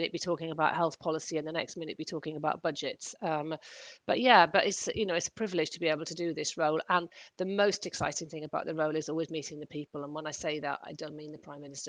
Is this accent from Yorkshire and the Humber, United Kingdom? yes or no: no; Welsh, Wales, United Kingdom; now in London, United Kingdom; I'm Welsh by background